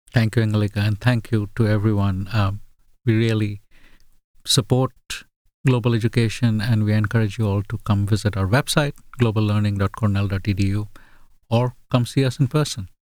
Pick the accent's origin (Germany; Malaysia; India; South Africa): India; first language Bengali; English is a second language; also born or lived in England / Australia; now in United States; Bengali is my mother tongue.